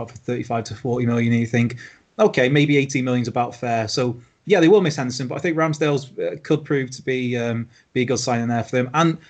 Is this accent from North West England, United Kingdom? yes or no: no; Wales, United Kingdom; as a Welshman